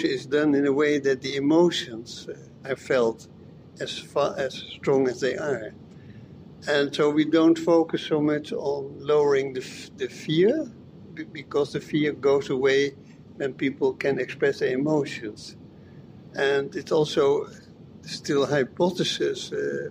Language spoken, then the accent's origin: English; Amsterdam, North Holland, Netherlands; I'm from the Netherlands, from Amsterdam